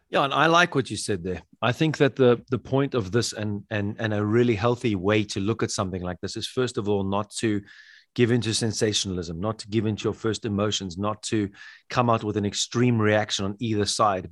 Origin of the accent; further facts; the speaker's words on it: South Africa; I'm from South Africa